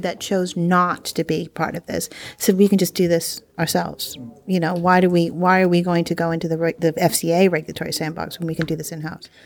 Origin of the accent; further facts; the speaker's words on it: United States; moved away; I'm the American here.